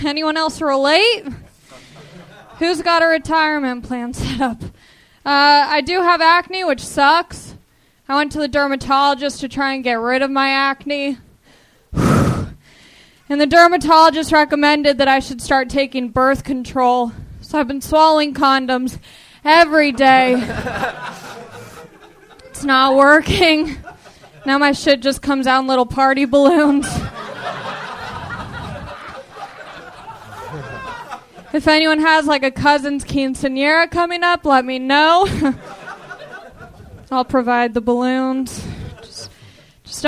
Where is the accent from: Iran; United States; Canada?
United States; Long Beach, California; I'm from Long Beach.